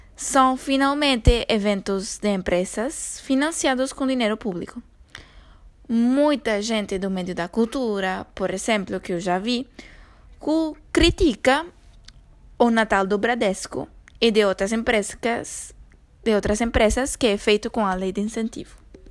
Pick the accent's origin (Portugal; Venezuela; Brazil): Venezuela; Portuguese is a second language; moved away; num país como a Venezuela, de onde eu sou